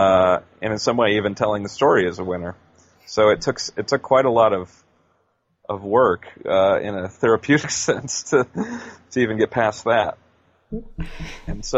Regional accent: United States; moved away as an adult; also born or lived in London, United Kingdom / Brighton, United Kingdom; as an American

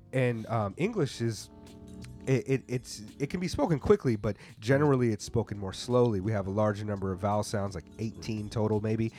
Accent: United States; growing up in the United States

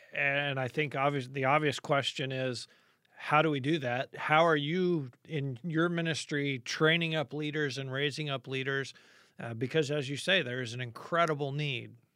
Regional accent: United States

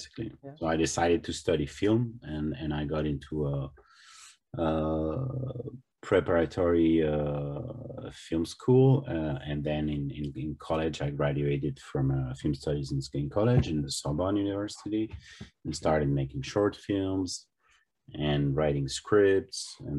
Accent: Spain; I grew up in Spain in the 80s, so, and Spanish television was very poor at that time

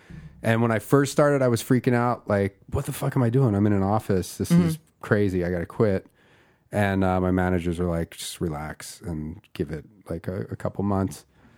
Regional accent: Philadelphia, Pennsylvania, United States; now in Los Angeles, United States; I'm from Philadelphia, Pennsylvania.

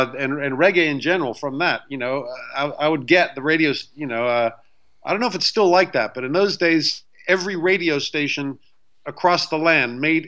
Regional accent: Beirut, Beirut Governorate, Lebanon; also born or lived in Somerset, England; growing up in Beirut as American.

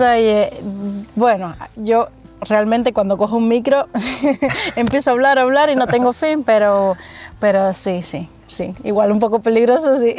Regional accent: Nuevitas, Camagüey, Cuba; moved away as an adult; now in Spain; Nací en la provincia de Camagüey, municipio Nuevitas

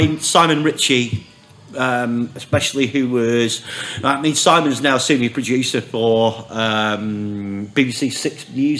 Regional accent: Oldham, North West England, United Kingdom; I grew up in Oldham, mate.

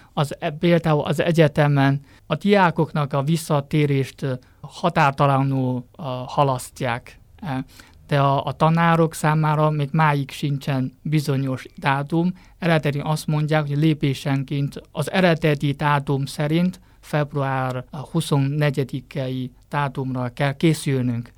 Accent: Hubei, China; Hungarian is a second language; now in Beijing, China; Igen, én Hubei származású vagyok. Ott vannak a szüleim, Wuhan-tól nincs messze 100 kilométeres kisebb városban

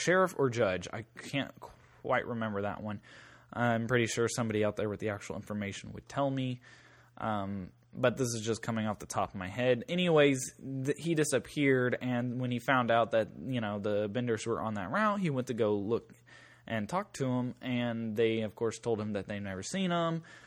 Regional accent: Southeast Kansas, United States; in my hometown growing up

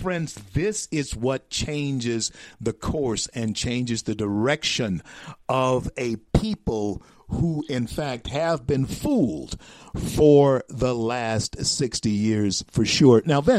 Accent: the South, United States; I'm a Southerner myself.

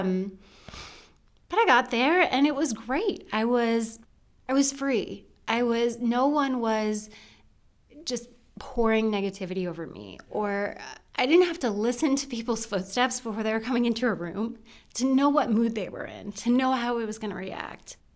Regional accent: rural Western Pennsylvania, United States; I was born in Western Pennsylvania, rural Western Pennsylvania. Um, lived there with my mom and my dad and my brother

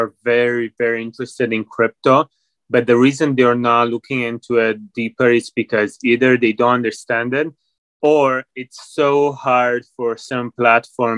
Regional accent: Romania; now in Canada; I'm originally from Romania, but I moved to Canada about 12 years ago.

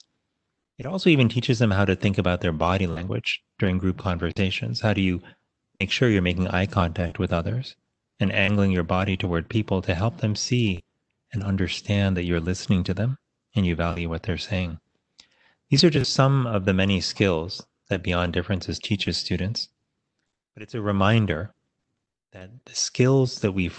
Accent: Miami, Florida, United States; I went to public schools growing up in Miami, Florida

